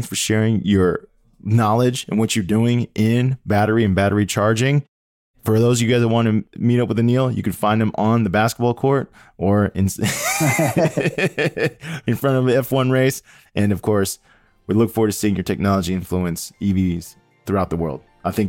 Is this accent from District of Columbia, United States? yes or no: yes; Washington, District of Columbia, United States; I'm from the Washington area.